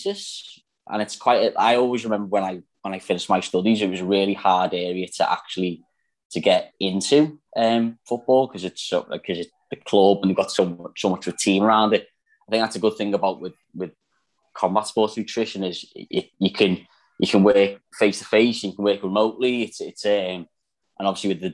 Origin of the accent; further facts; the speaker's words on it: Liverpool, North West England, United Kingdom; accent: Scouse; I'm not Australian, so I'm from Liverpool.